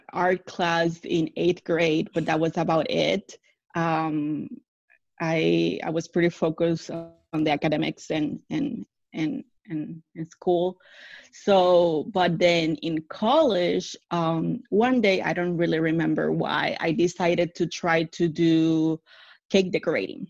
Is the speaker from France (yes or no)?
no; Puerto Rico; moved away as an adult; also born or lived in Washington State; now in Central Florida, United States; Born and raised in the island